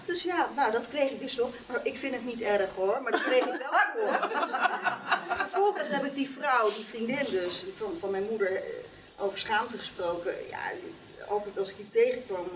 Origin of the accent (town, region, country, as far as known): Nunspeet, Gelderland, Netherlands; born or raised there